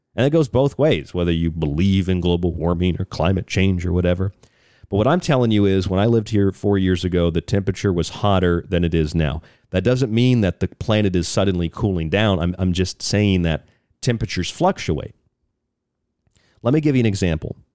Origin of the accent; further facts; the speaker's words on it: Florida, United States; moved away; I'm from Florida